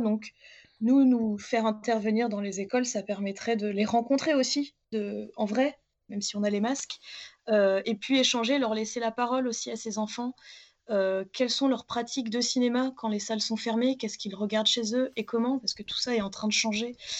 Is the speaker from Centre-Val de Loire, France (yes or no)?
yes; Châteauroux, Centre-Val de Loire, France; je viens de Châteauroux, il y a très belle salle euh, l'Apollo à Châteauroux, et du coup, mon école maternelle, en tout cas, nous emmenait beaucoup voir des films là-bas